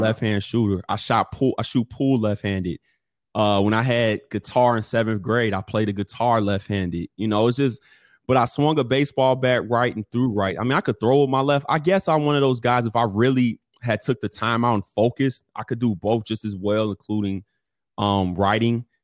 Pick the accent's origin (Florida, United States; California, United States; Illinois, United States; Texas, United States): Illinois, United States; Chicago; I grew up technically always on the East Side. So the East Side of Chicago, for those of us that's from Chicago